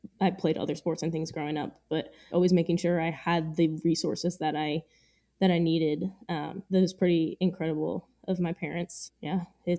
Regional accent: Bronx, New York, United States; From the Bronx.

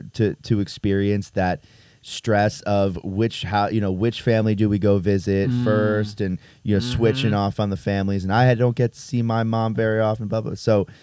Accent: Connecticut, United States; moved away as an adult; now in Saratoga, United States; I am from Connecticut, the state of Connecticut.

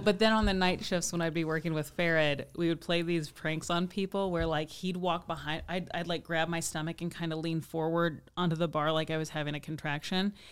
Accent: Midwest, United States; moved away as an adult; also born or lived in Kansas City; now in Los Angeles, United States; I'm from the Midwest

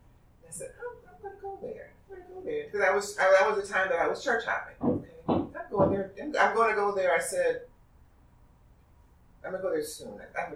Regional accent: Detroit, Michigan, United States; moved away as an adult; when I came out here from Detroit, I was 29 years old, and I was the only person in my family that went to church every Sunday.

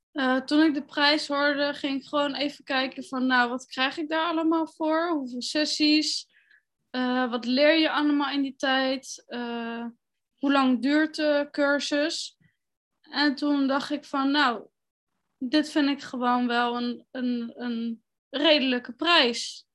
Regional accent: The Hague, South Holland, Netherlands; Ik ben 29 jaar en ik kom uit Den Haag.

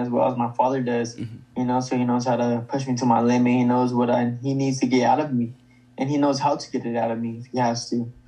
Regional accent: Stockton, California, United States; my hometown, Stockton, California

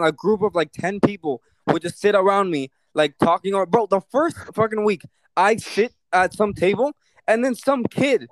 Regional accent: Cuba; moved away

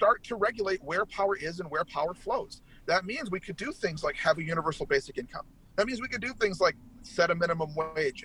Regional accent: United States; also born or lived in Minnesota / Braintree, Massachusetts (ancestry); as long as I'm living and breathing, I'm an American

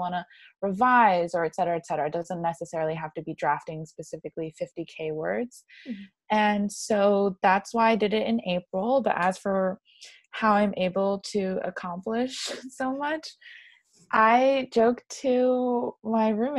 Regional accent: New York, United States; also born or lived in Shanghai / Madrid / Florence; was born and raised in New York. I've lived in three other cities, Shanghai, Madrid, and Florence

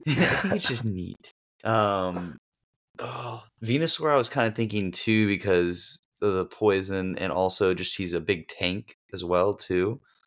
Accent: Florida, United States; I'm from Florida.

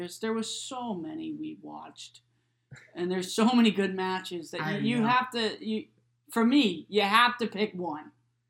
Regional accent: Boston, Massachusetts, United States; I was from Boston.

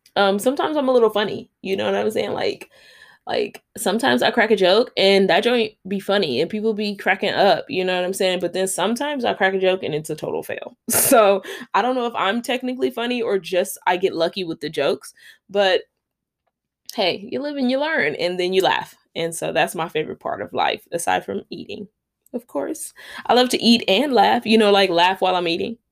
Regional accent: Los Angeles, California, United States; now in Long Beach, United States; I am a Los Angeles native. I was born and raised in South Central, grew up there.

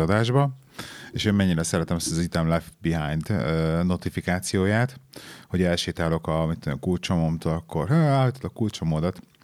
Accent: Hungary; moved away; also born or lived in England; Amióta hazaköltöztünk Angliából, nekem azóta um, problémát okoz az, hogy két világ között élek.

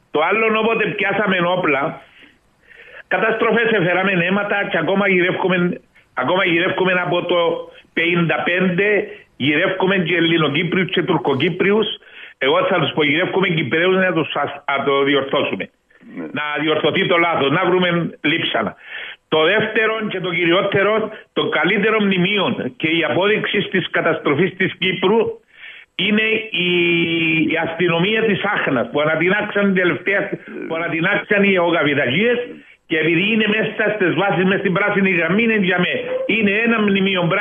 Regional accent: Genagra, South Aegean, Greece; Εγώ κατάγομαι από τα Γέναγρα

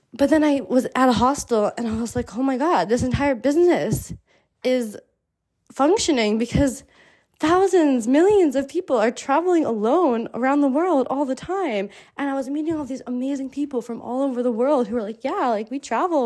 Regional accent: New Jersey, United States; moved away as an adult; also born or lived in Miami / Mexico; I grew up in the United States, in New Jersey, in the suburbs

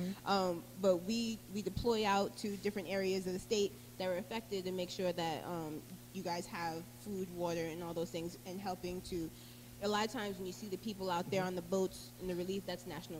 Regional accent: Providence, Rhode Island, United States; accent: Rhode Island; moved away as an adult; also born or lived in Erie, Pennsylvania; now in Plant City, United States; So, Erie, Pennsylvania, but I grew up in Providence, Rhode Island.

